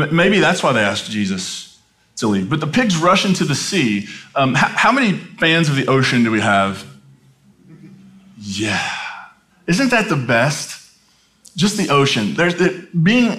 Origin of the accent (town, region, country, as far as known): United States